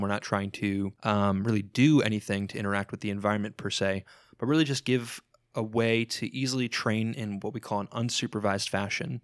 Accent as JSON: {"language": "English", "region": "South Florida", "country": "United States", "tie": "born or raised there", "also_born_or_lived": "New York / Missouri", "moved": "as an adult", "said": "I grew up for most of my life in South Florida, kinda just north of, northwest of Fort Lauderdale area"}